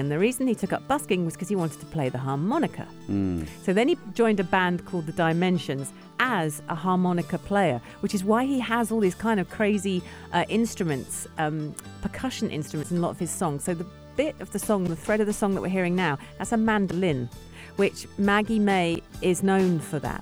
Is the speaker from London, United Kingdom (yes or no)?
yes; London, United Kingdom; I'm from London, England.